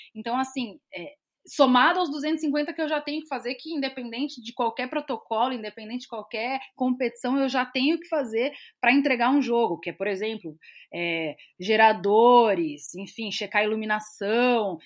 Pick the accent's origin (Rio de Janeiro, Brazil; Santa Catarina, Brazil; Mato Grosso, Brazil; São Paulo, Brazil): São Paulo, Brazil; moved away as an adult; now in Rio Grande do Sul, Brazil; eu vivendo aqui no, no, Rio Grande do Sul, eu sou de São Paulo